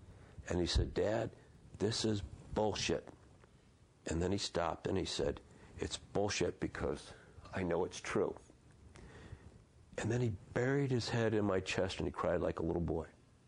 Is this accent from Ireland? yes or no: yes; Ireland; And as an Irish guy, I have the faith and I work on the hope, and the humor is embedded in me.